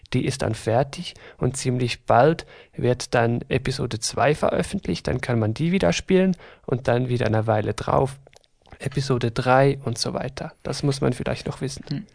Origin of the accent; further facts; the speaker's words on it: Switzerland; wir sind aus der Schweiz von nerdybynerds.ch. Ich hoffe, man hört das Ganze nicht allzu stark